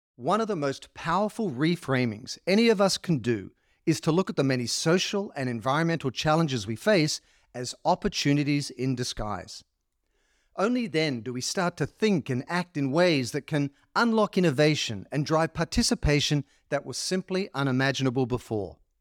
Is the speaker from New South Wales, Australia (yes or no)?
yes; Sydney, New South Wales, Australia; now in Los Angeles, United States; growing up in Sydney, Australia, you know, there's greenery and nature all around you, and now living in L